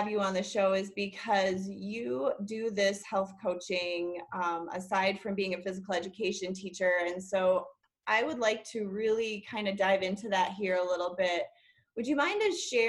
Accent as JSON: {"language": "English", "region": "Minnesota", "country": "United States", "tie": "born or raised there", "also_born_or_lived": "Wyoming / Oregon", "moved": "yes", "lives_now": "Colorado, United States", "said": "my home state of Minnesota"}